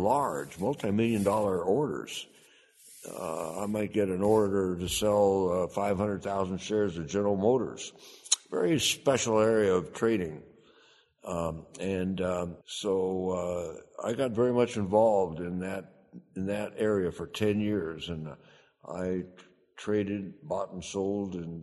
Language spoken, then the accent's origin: English; Arizona, United States; I'm from Arizona